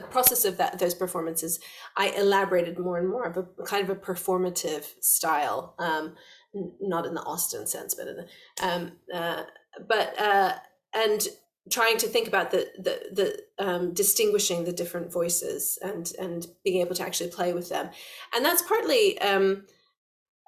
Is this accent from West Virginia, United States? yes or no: yes; West Virginia, United States; being a little girl in West Virginia